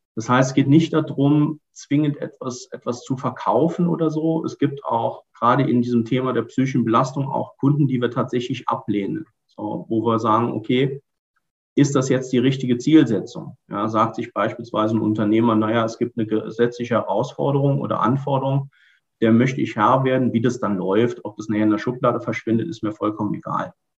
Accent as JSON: {"language": "German", "area": "Ruhr area", "region": "North Rhine-Westphalia", "country": "Germany", "said": "als Ruhrpottler"}